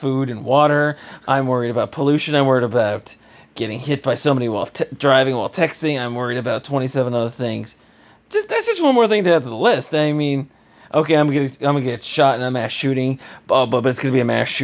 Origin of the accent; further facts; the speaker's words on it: South Florida, United States; I am from South Florida, so I don't speak Hebrew